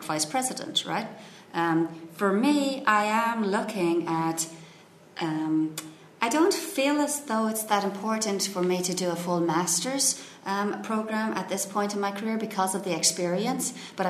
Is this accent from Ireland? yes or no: yes; Ireland; moved away as an adult; also born or lived in Silicon Valley, United States; now in United States; I love being Irish. I mean, and to me, I mean, people usually, when I start talking, initially when I was younger, right, I emigrated when I was 25